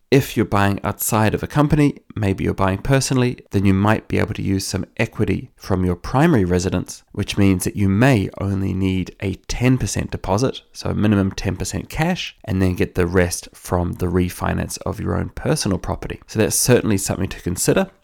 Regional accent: New Zealand; now in Ireland; I'm from New Zealand, where we do think a lot about the direction that a house is facing

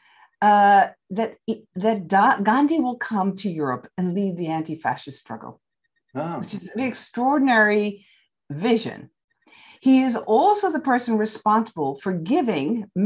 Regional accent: United States; also born or lived in England; now in Oxford, United Kingdom; I'm an American

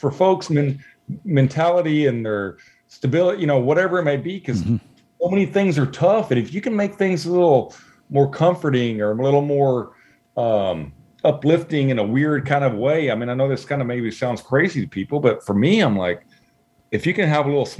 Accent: Zephyr, Texas, United States; now in Houston, United States; growing up in Zephyr, Texas, we went hunting and fishing and trapping

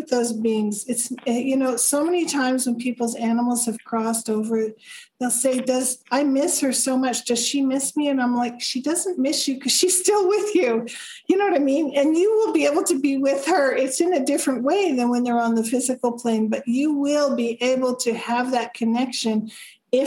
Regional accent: Canada; accent: Canadian; now in Arizona, United States; I'm from Canada, even though I live in the U.S.

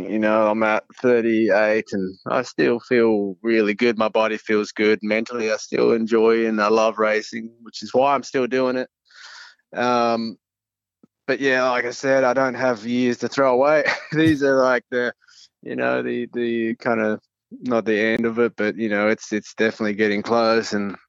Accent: Adelaide, South Australia, Australia; And Adelaide was the second round, which is my hometown.

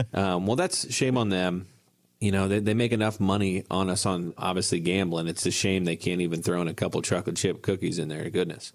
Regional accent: Ohio, United States; where I grew up in Ohio

